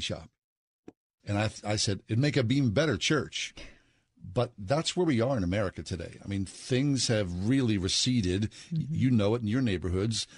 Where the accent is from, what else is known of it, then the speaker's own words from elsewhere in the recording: Swissvale, Pennsylvania, United States; I grew up in Swissvale